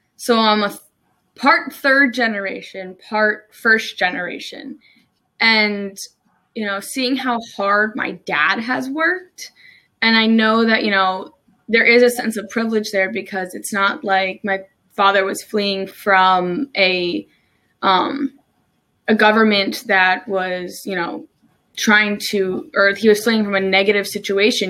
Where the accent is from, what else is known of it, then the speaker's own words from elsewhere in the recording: New Jersey, United States; moved away as an adult; also born or lived in Maryland; now in Salisbury, United States; I'm originally from New Jersey. I moved to Maryland about three, almost three years ago now